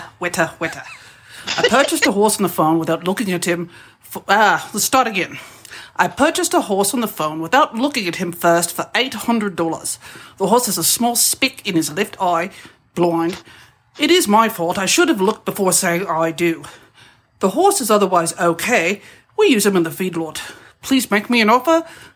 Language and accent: English; Southern California, United States; I'm from Southern California, and some of my family's from New Zealand, my extended family